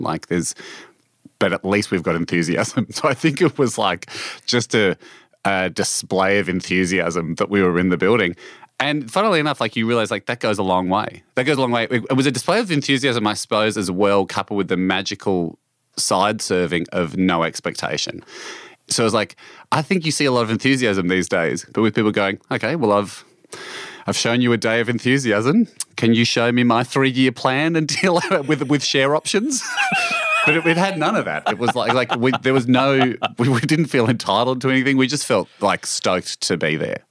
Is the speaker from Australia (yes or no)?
yes; Australia; this is, of course, my home country